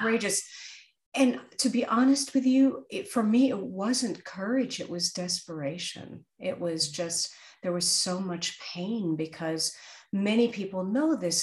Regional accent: New York City, New York, United States; born or raised there

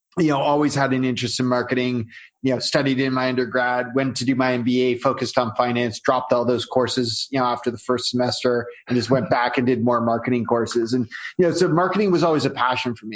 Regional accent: Canada; I'm Canadian, so you know, I do everything Canadian. I'll probably drop some A's without realizing it

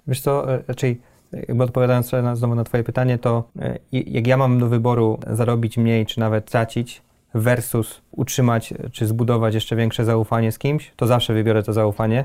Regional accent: Poznań, Greater Poland, Poland; raczej pochodzimy z Poznania

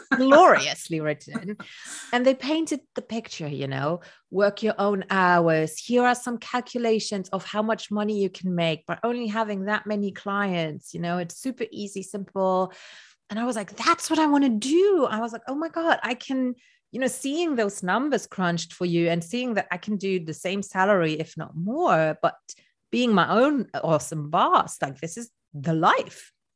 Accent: Luxembourg; first language Luxembourgish; English is a second language; I'm from Luxembourg, which is a tiny country in Europe. And in my language, which is Luxembourgish

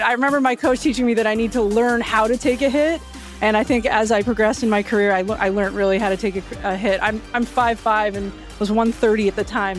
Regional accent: Canada; growing up in Canada where I played flag football and touch football growing up

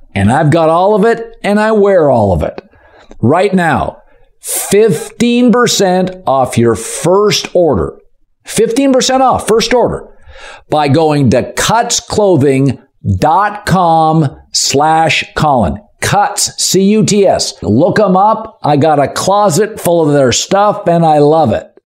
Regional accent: Pacific Northwest, United States; I grew up in the Pacific Northwest

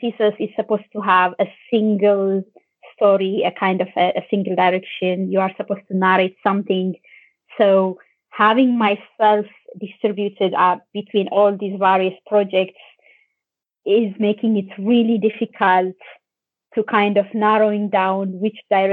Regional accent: Ethiopia; now in Ireland; I'm Ethiopian. I'm from Ethiopia and I live in Ireland.

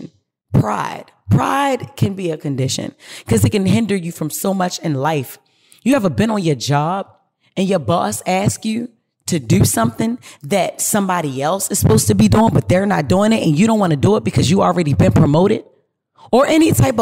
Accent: Baltimore, Maryland, United States; I come from Baltimore City. Y'all know that. West Baltimore City, to be exact. And one thing about Baltimore City is we breed strong women

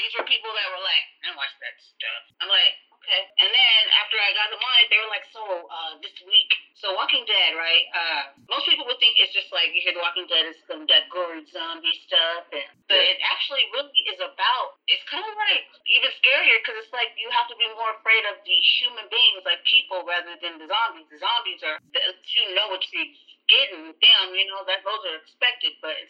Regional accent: San Diego, California, United States; San Diego.

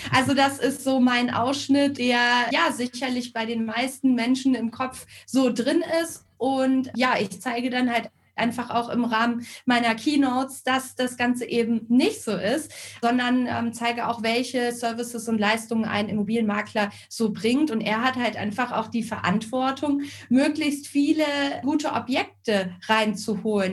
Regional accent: Northern Hesse, Germany; now in Karlsruhe, Germany; Gebürtig komme ich allerdings aus Nordhessen, aus dem, ja, laut WDR ärmsten Dorf Deutschlands, also direkt an der ehemaligen Grenze zur DDR

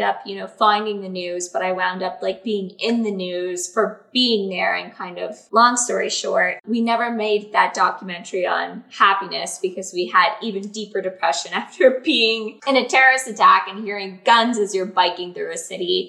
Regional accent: Canada

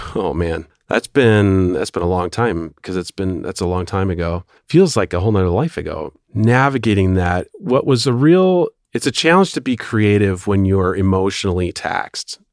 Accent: Milwaukee, Wisconsin, United States; moved away as an adult; also born or lived in Los Angeles; I was raised in Milwaukee, so I was coming home

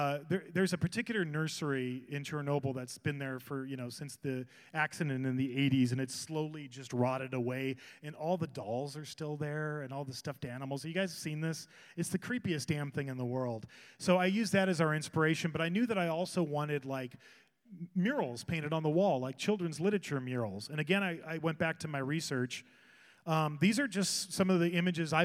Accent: Whittier, California, United States; I grew up in Hacienda Heights and Whittier in that area

